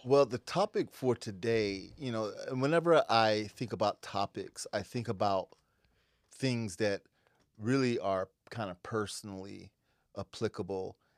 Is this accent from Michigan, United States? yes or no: no; Western Pennsylvania, United States; now in Seattle, United States; I grew up in Western Pennsylvania